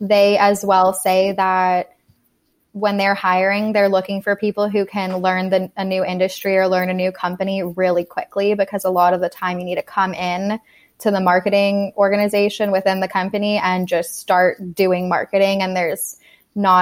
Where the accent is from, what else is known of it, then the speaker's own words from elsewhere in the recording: Monterey, California, United States; now in San Francisco, United States; I am from Monterey, California, which is about 3 hours south of here